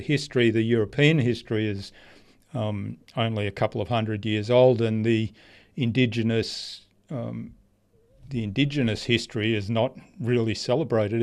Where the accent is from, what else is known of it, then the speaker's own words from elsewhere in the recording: Australia; also born or lived in Germany; I grew up in Australia.